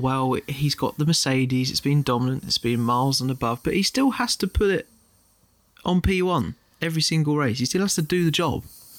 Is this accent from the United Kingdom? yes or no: yes; United Kingdom; And obviously, being British fans, this could be seen as biased